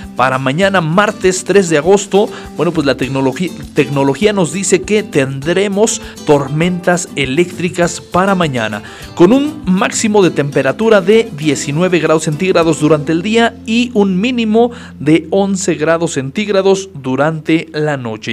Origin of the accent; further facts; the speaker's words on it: Acambay, State of Mexico, Mexico; nuestro bello municipio de Acambay